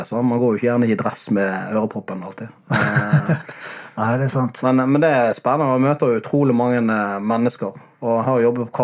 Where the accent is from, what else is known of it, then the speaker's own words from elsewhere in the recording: Bergen, Vestland, Norway; Hva er greia med det å flytte sørover for oss bergensere?